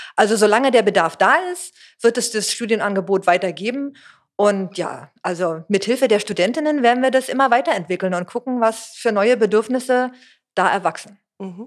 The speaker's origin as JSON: {"language": "German", "region": "Berlin", "country": "Germany", "said": "bin Berlinerin, habe damals in, an der HU studiert"}